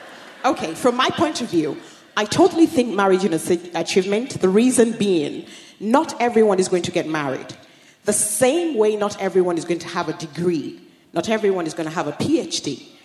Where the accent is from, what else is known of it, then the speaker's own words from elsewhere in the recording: Nigeria; moved away; growing up in Nigeria as well, which I did before coming here